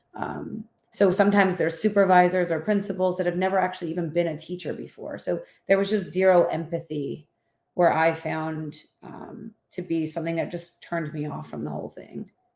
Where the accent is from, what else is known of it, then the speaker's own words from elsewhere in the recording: Philadelphia, Pennsylvania, United States; accent: Philadelphia; moved away as an adult; now in Houston, United States; I was born and raised in Philadelphia, and my whole family lives there